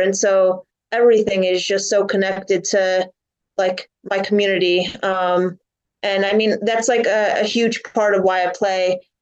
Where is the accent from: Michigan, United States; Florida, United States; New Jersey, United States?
New Jersey, United States; born or raised there